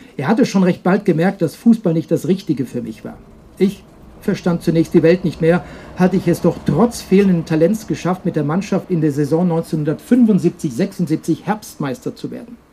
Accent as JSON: {"language": "German", "area": "Herbolzheim area, near Emmendingen and Freiburg", "region": "Baden-Württemberg", "country": "Germany", "tie": "born or raised there", "said": "in Herbolzheim, das ist eine kleine Gemeinde, die liegt ein äh, paar Kilometer nördlich von Emmendingen. Freiburg sind ungefähr 30, 40 Kilometer bis dorthin und eben auch direkt in meiner Heimat"}